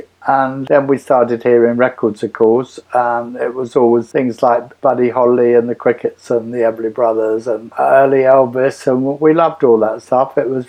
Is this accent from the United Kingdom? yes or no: yes; London, United Kingdom; Not really, no. I just had the regular life in the suburbs, really.